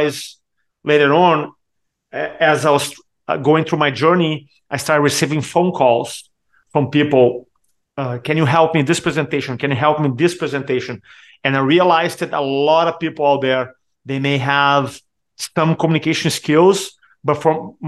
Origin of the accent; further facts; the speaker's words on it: Brazil; first language Portuguese; English is a second language; moved away as an adult; also born or lived in San Diego, United States; now in Charleston, United States; growing up in Brazil, I struggle with Portuguese.